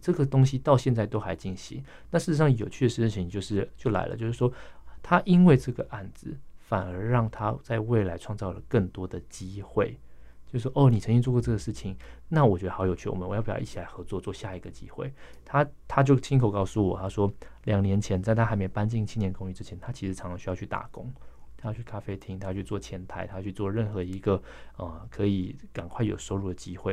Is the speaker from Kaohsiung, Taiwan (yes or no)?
no; Pingtung County, Taiwan; moved away; 我老家在屏东南部